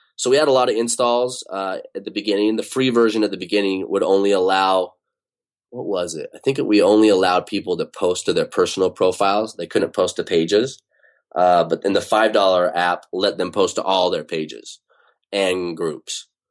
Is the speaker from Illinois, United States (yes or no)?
no; Utah, United States; now in Bay Area, United States; I grew up in Utah